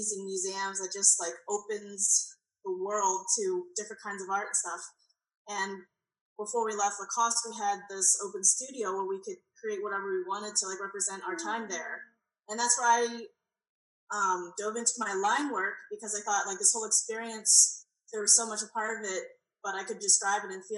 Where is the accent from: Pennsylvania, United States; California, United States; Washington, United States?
Pennsylvania, United States; also born or lived in Savannah, Georgia; now in Oklahoma, United States; I was born in Pennsylvania, so I started there